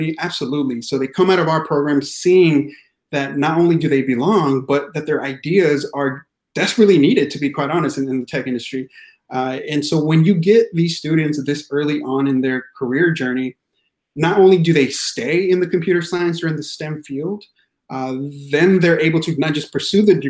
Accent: Yakima Valley, central Washington, United States; also born or lived in Mexico; I grew up in the Yakima Valley, which is central Washington state area.

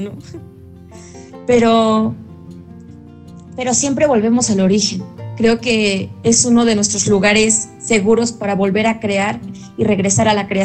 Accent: Hidalgo, Mexico; moved away; Mm, bueno, yo soy del estado de Hidalgo.

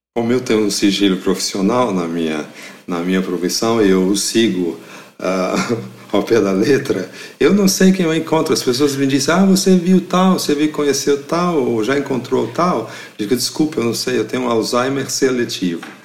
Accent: Mariana, Minas Gerais, Brazil; moved away as an adult; also born or lived in France; Catedral de Mariana, em Minas Gerais, cidade é onde eu cresci

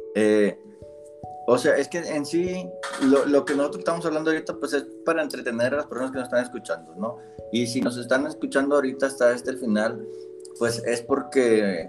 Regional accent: Monterrey, Nuevo León, Mexico; yo soy de Monterrey, no, no les dije, soy de acá de Monterrey, Nuevo León

